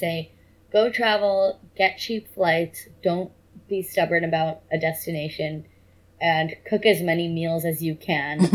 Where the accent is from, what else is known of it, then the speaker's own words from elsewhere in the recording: Bay Area, California, United States; I grew up in the Bay Area in like pretty privileged circumstances.